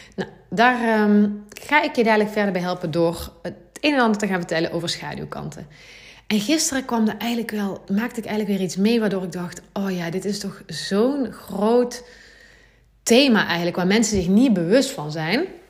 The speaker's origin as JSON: {"language": "Dutch", "town": "Gemert", "region": "North Brabant", "country": "Netherlands", "also_born_or_lived": "Nuenen, North Brabant", "said": "Ik woon nu eh, in Nune, een dorpje in Brabant. En ik kom oorspronkelijk eigenlijk uit Gemert, dat is nog, nog wel meer platteland."}